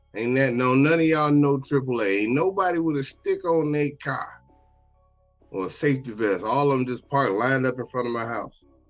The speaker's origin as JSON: {"language": "English", "town": "Chicago", "region": "Illinois", "country": "United States", "tie": "born or raised there", "said": "Growing up in Chicago"}